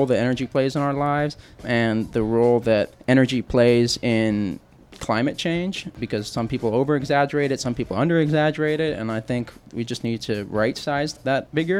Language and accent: English; New Mexico, United States; moved away as an adult; also born or lived in Arizona / Israel; now in Houston, United States; I grew up in New Mexico, hanging out in the mountains